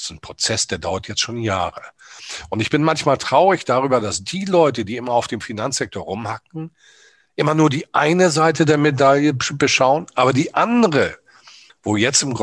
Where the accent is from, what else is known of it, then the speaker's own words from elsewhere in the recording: Hamburg, Germany; Sie wissen, ich bin Hamburger Jungen, Kapitänssohn.